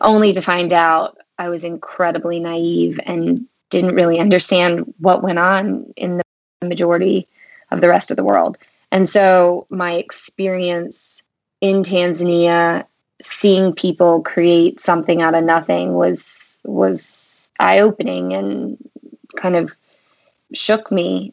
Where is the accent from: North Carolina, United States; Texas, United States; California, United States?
North Carolina, United States; also born or lived in St Andrews, Scotland; I'm from North Carolina. I was um, raised here and actually currently reside in North Carolina